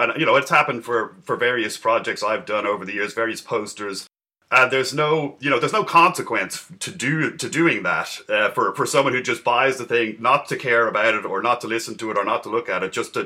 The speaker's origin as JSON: {"language": "English", "town": "Dublin", "region": "Leinster", "country": "Ireland", "tie": "born or raised there", "moved": "as an adult", "lives_now": "San Francisco, United States", "said": "from Dublin. I was born in Dublin, grew up in Ireland. Then I moved to San Francisco, probably mid or the late 90s, and have been working here since."}